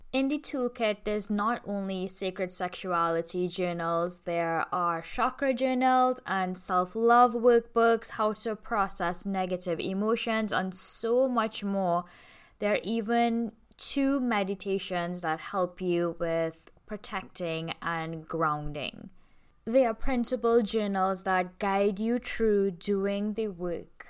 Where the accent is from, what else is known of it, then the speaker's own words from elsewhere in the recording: Trinidad & Tobago; I'm from Toronto, Tobago